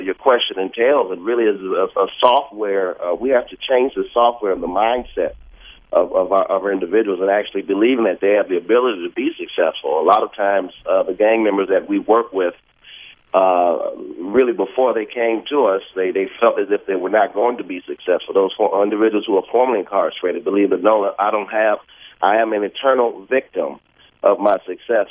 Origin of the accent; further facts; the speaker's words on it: Detroit, Michigan, United States; my mayor of my hometown, Detroit, Mayor Duggan